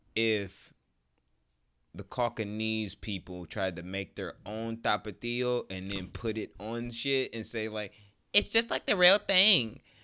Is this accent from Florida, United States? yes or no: no; Detroit, Michigan, United States; I'm from Detroit